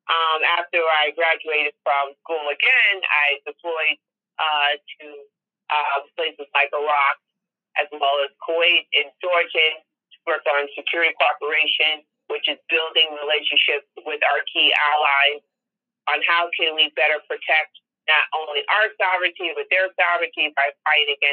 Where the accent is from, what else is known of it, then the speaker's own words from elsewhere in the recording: Tarrytown, New York, United States; when I was uh, growing up in Tarrytown, I was in 12th grade